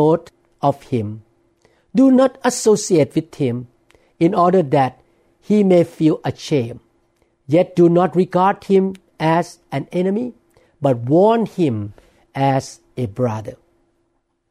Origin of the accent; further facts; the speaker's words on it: Thailand; English is a second language; now in Seattle, United States; I grew up in Thailand